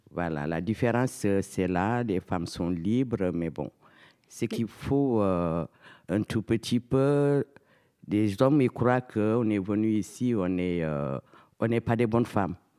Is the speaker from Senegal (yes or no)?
yes; Casamance, Senegal; moved away as an adult; now in Montfermeil, France; je suis sénégalaise. Voilà, je suis euh, de Casamas, de la Casamas.